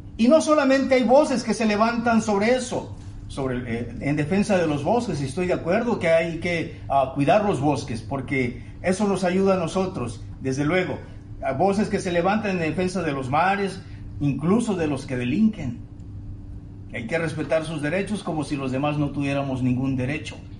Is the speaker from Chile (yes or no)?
no; Tabasco, Mexico; now in Monterrey, Mexico; Extraño mi querido Tabasco